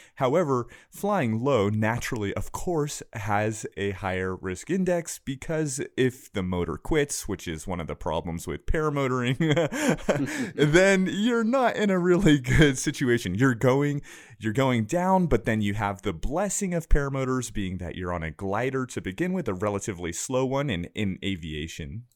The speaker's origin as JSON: {"language": "English", "town": "Camarillo", "region": "California", "country": "United States", "tie": "born or raised there", "moved": "yes", "said": "my hometown and beautiful Camarillo, California, right along the coast"}